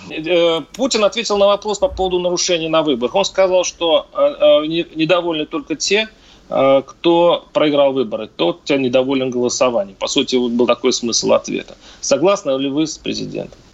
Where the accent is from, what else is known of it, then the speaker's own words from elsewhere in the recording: Mordovia, Russia; Я сам из Мордовии